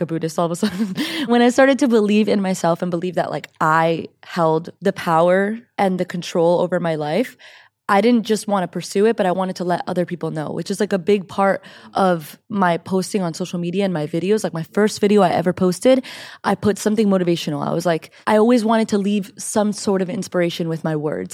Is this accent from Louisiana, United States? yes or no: no; Miami, Florida, United States; moved away as an adult; also born or lived in Orlando, Florida; now in California, United States; I'm from Miami